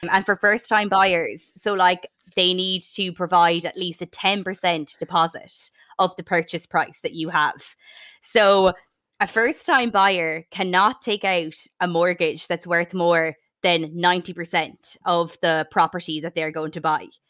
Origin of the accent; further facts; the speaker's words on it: Sligo, Connacht, Ireland; my home town of Sligo